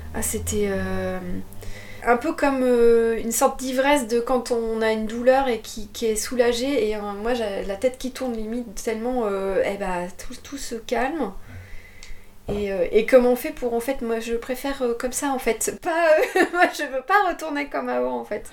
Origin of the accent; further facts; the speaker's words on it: Trappes, Île-de-France, France; also born or lived in Paris / Bordeaux; now in Moulis, France; je suis née à Trappes. Trappes, c'est. J'aime bien dire ça, mais. Euh, Trappes, c'est le, c'est dans le 78